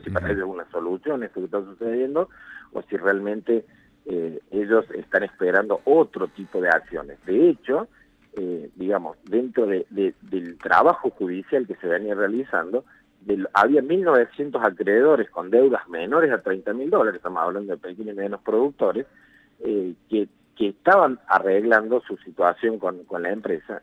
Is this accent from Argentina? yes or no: yes; Argentina; como ciudadanos argentinos